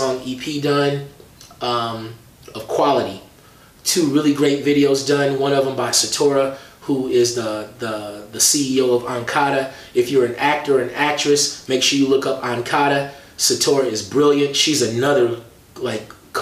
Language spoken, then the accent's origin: English; Milwaukee, Wisconsin, United States; I'm from Milwaukee